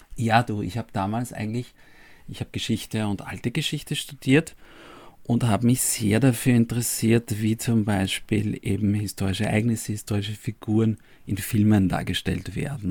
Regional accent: Vienna, Austria; Ich bin in Döbling aufgewachsen, also in dem Bezirk, wo die, wo die Vienna spielt

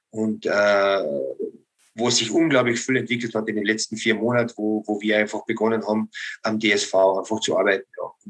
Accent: Austria; man kann als Österreicher sehr zufrieden

